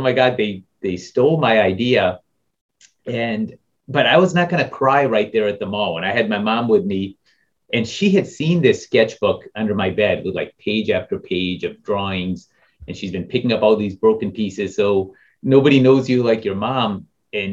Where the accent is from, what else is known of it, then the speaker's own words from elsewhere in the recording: Topeka, Kansas, United States; I grew up in Topeka, Kansas